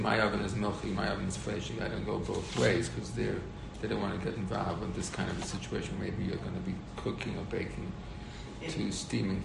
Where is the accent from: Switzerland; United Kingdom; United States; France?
United States; I'm an American